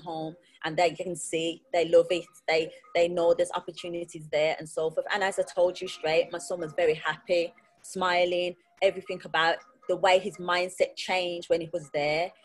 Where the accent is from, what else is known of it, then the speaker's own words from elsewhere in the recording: Birmingham, West Midlands, United Kingdom; I was born in Birmingham